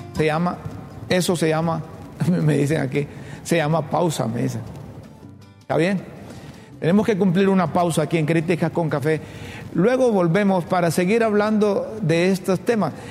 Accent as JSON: {"language": "Spanish", "country": "Honduras", "said": "los hondureños"}